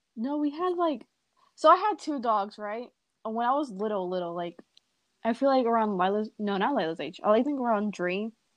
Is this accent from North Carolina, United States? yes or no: yes; North Carolina, United States; also born or lived in Hartford, Connecticut; I was born in Hartford, Connecticut, and then then we came to um, North Carolina. Um, when I was about three years old